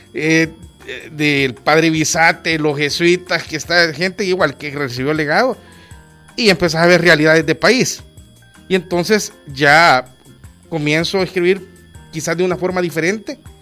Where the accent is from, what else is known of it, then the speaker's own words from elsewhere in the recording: Olocuilta, La Paz, El Salvador; moved away; also born or lived in San Salvador; Olocuilta, mi ciudad natal